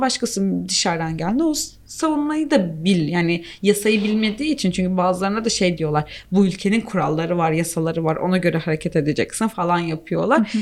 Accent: Turkey; Ben mesela Türk'üm

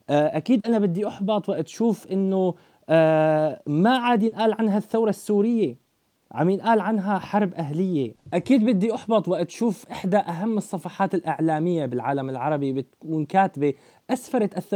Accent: Syria; اللي ما لهم علاقه ابدا بطموحاتنا نحن كشعب سوري

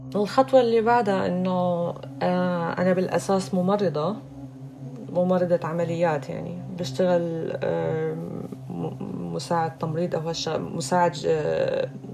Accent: Syria; moved away as an adult; now in Germany; انا مثلا جاي من سوريا من بلاد العدم

